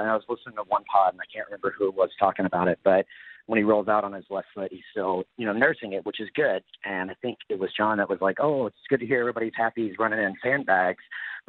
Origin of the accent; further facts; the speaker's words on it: Dallas, Texas, United States; now in Denver, United States; I'm actually from Dallas, but I just had to get out.